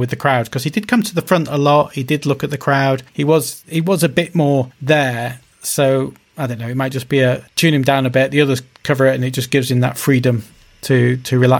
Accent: United Kingdom; I'm British

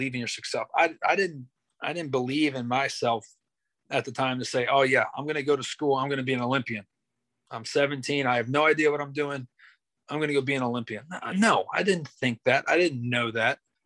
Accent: Pennsylvania, United States; moved away; my hometown back in Pennsylvania

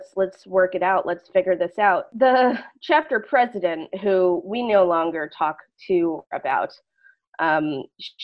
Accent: Schenectady, New York, United States; I'm from Schenectady

